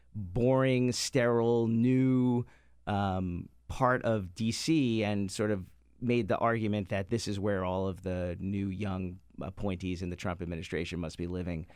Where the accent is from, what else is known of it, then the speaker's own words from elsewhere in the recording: New York City, New York, United States; now in Washington, D.C., United States; my years growing up in Far Rockaway